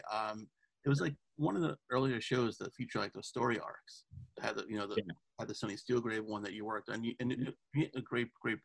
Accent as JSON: {"language": "English", "town": "New York City", "region": "New York", "country": "United States", "tie": "born or raised there", "said": "I grew up in Queens, so I knew, you know, New York well"}